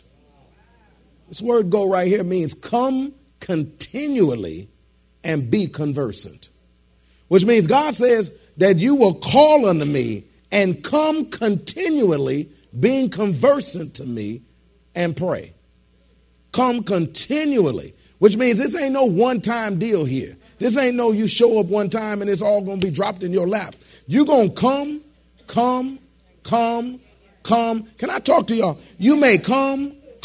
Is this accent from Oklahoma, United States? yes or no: no; Detroit, Michigan, United States; moved away; I was born and raised in Detroit